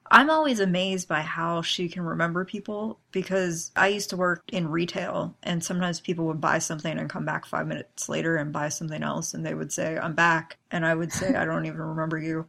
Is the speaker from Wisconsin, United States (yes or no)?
no; Pennsylvania, United States; moved away; I'm actually from Pennsylvania